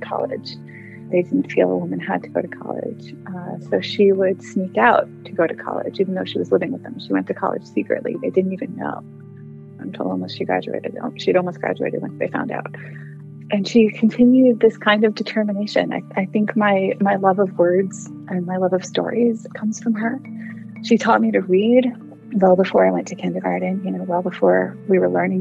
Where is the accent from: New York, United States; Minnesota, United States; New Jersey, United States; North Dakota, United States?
New Jersey, United States; I grew up in New Jersey.